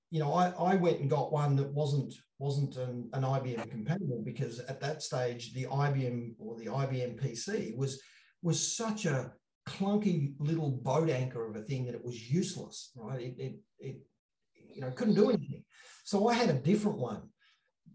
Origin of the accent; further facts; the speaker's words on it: Australia; I'm from Australia